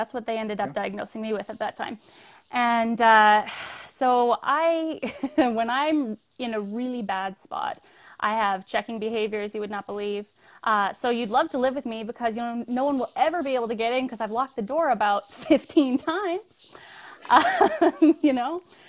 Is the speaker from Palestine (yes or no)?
no; Calgary, Alberta, Canada; also born or lived in Newfoundland; So I am originally from Newfoundland, which is far east for everybody in America. {S0} Right. {S3} But we moved to Calgary when I was small, and I was raised by a single mother